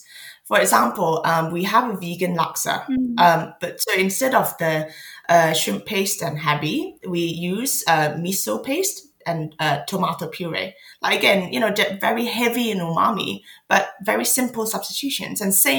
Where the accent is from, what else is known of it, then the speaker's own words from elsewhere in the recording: Malaysia; now in London, United Kingdom; I'm so lucky to have had the first few years of my life in Malaysia